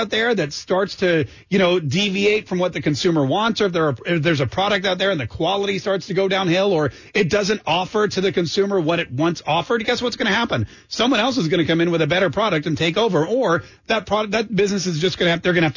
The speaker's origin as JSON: {"language": "English", "region": "North Carolina", "country": "United States", "tie": "born or raised there", "said": "growing up in North Carolina, I was there in the 80s and 90s"}